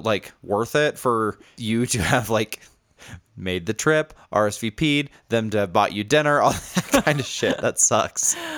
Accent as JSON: {"language": "English", "town": "Indianapolis", "region": "Indiana", "country": "United States", "tie": "born or raised there", "moved": "yes", "said": "I have been in Indianapolis, uh, which is where I'm from. It's my hometown."}